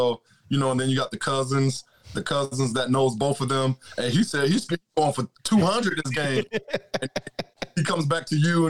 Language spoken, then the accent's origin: English; Florida, United States; we're from Florida.